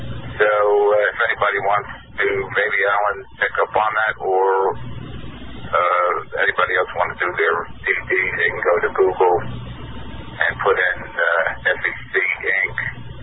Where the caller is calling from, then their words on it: New York, United States; Hi, hi, Kevin. … from New York.